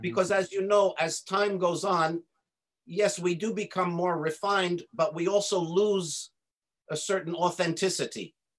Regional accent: United States; I was born and raised in in America

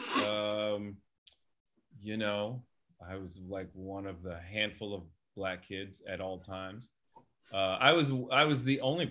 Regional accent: San Jose, California, United States; moved away as an adult; also born or lived in San Francisco / Los Angeles / New York; I grew up in the Bay Area and California. I grew up in San Jose, California.

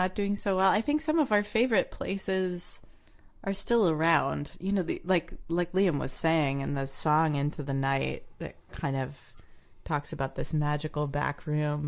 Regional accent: New Jersey, United States; I grew up in New Jersey. I was born in Paterson and grew up in some towns south of there.

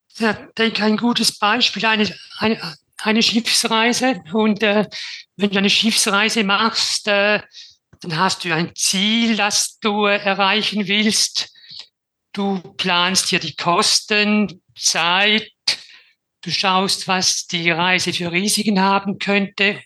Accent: Switzerland; Wie man vermutlich hört, ich komme aus der Schweiz.

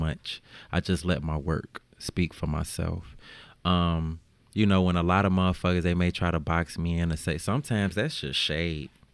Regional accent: Chicago, Illinois, United States; growing up in Chicago

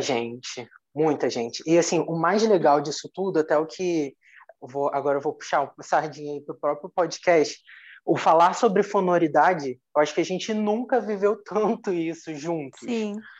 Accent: Nova Iguaçu, Rio de Janeiro, Brazil; eu moro na Baixada, assim como a Ana falou, do Rio de Janeiro, sou de Nova Iguaçu

